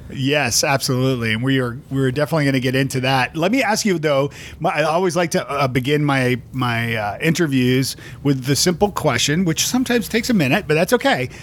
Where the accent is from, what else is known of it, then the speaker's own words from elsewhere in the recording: Toronto, Ontario, Canada; moved away as an adult; now in Nashville, United States; I'm from Toronto